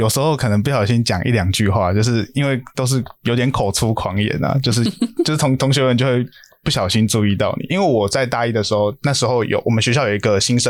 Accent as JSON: {"language": "Chinese", "region": "Tainan", "country": "Taiwan", "tie": "born or raised there", "said": "其实也因为我老家也在台南，所以算是蛮清楚说台南的生态。"}